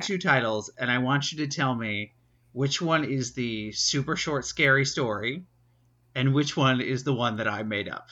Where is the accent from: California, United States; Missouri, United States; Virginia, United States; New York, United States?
New York, United States; New York City; growing up around New York City